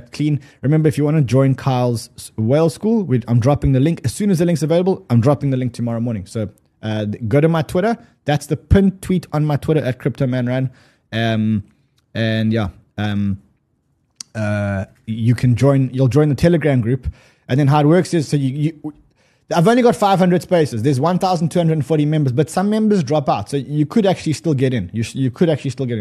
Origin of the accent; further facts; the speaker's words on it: South Africa; I'm South African